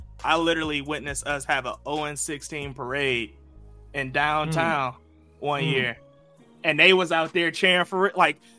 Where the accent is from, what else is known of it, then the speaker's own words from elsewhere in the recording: Cleveland, Ohio, United States; Oh, I'm from Cleveland. I'm from Cleveland.